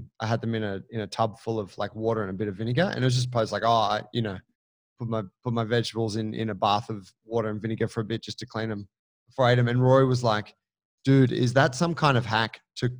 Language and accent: English; Sydney, New South Wales, Australia; I grew up in Gladesville